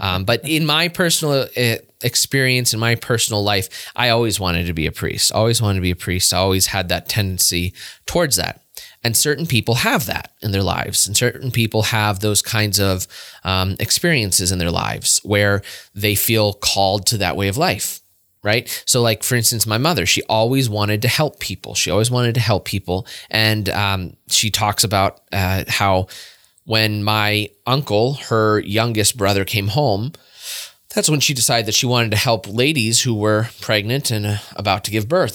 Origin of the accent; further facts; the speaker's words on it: Warren, Pennsylvania, United States; I was born in Warren, Pennsylvania